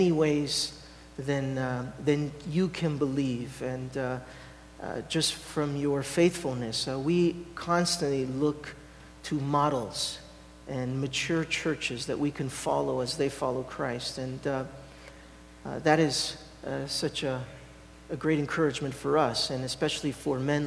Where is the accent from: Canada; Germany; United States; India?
Canada; now in Italy; me being Canadian, and so I am. But I have an Italian heart